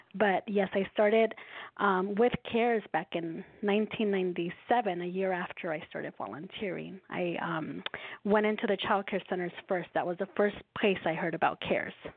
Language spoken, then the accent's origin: English; Los Angeles, California, United States; I was born and raised in Los Angeles